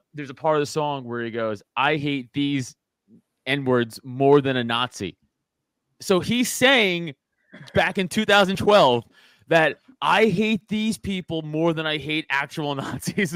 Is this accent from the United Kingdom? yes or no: yes; England, United Kingdom; I'm English but I'm also Catholic